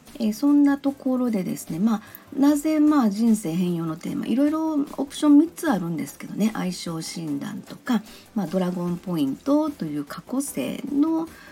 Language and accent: Japanese; Kansai, Japan; この喋り方を聞いていただいてもわかるように、まあ、生まれも育ちも関西なんですよね。